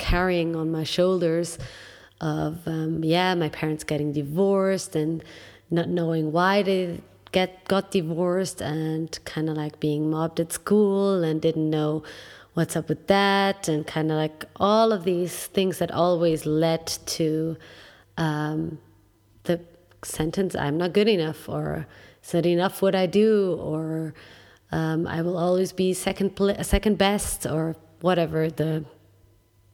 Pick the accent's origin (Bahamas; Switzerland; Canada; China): Switzerland; I was born and raised in Switzerland